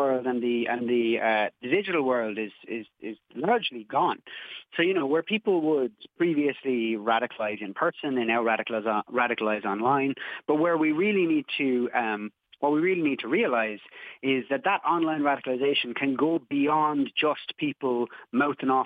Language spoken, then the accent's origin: English; Cobh, Munster, Ireland; I'm from Cove down in County Cork